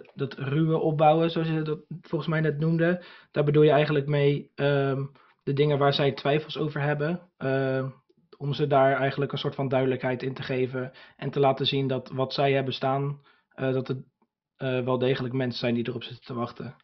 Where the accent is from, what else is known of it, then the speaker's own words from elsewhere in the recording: Ridderkerk, South Holland, Netherlands; moved away as an adult; now in Burgh-Haamstede, Netherlands; ik kom dus oorspronkelijk uit Ridderkerk, dat is eh, naast Rotterdam